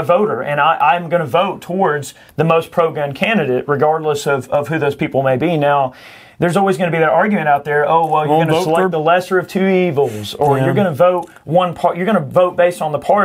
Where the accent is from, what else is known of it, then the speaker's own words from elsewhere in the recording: United States; I am an American